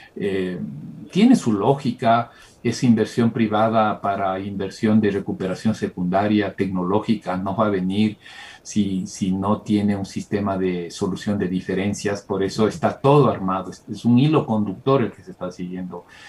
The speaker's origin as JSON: {"language": "Spanish", "country": "Ecuador", "said": "la mayoría que somos los ecuatorianos"}